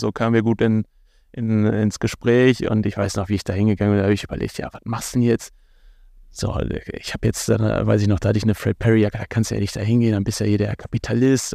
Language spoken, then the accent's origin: German; Bochum, North Rhine-Westphalia, Germany; mir als Bochumer ganz wichtig, dass man auch ein bisschen über die tollen Menschen in meiner Heimatstadt äh, lernt